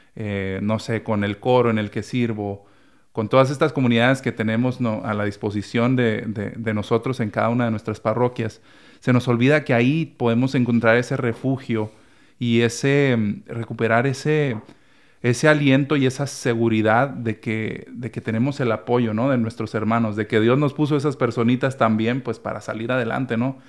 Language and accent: Spanish; Chihuahua, Mexico; moved away; en la parroquia en la que crecí, En el Espíritu Santo, allá en, Chihuahua, Chihuahua